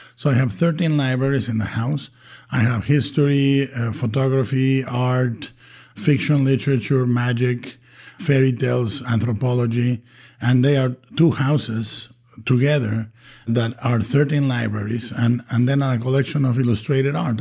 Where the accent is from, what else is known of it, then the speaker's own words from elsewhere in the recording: Guadalajara, Jalisco, Mexico; English is a second language; moved away; I was born and raised in Guadalajara, Mexico